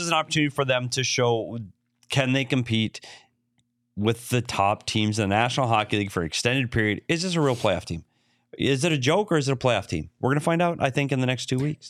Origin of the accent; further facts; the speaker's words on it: Bemidji, Minnesota, United States; moved away; my hometown of Bemidji, Minnesota